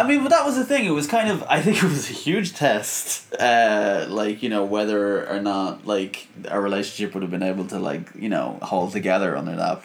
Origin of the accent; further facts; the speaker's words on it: Dublin, Leinster, Ireland; I'm from Dublin, Ireland.